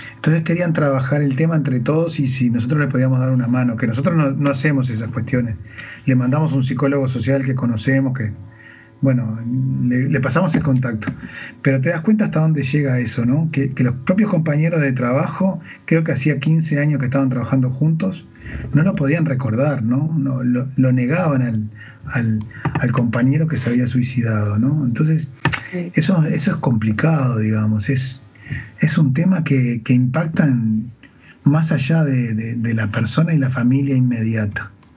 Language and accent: Spanish; Uruguay; cuántas personas somos exactamente los uruguayos